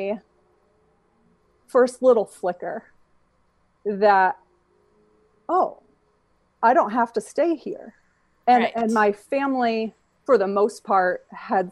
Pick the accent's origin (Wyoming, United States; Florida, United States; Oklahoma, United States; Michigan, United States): Michigan, United States; moved away as an adult; also born or lived in Georgia; I left Michigan